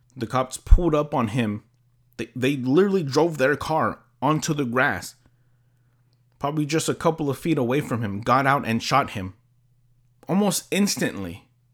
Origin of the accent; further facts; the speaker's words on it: California, United States; I'm from California.